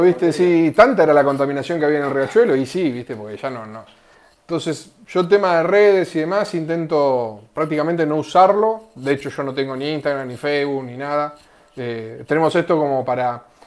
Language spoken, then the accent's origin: Spanish; Argentina; soy argentino